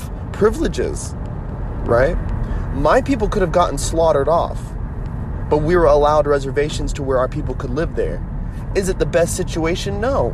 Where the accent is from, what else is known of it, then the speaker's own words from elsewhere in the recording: United States; I am an American through and through, right? Yes, I am Native American